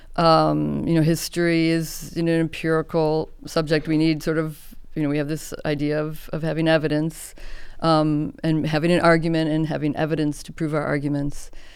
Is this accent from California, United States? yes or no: no; Chicago, Illinois, United States; I grew up in Chicago.